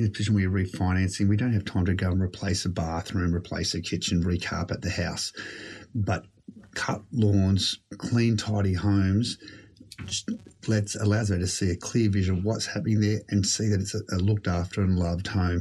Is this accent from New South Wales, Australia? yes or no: yes; Sydney, New South Wales, Australia; I've lived in a number of different homes with my family growing up in the Shire.